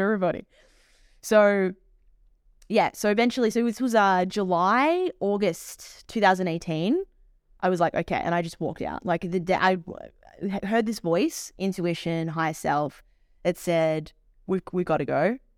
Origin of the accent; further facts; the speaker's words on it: Melbourne, Victoria, Australia; moved away; I'm originally from Melbourne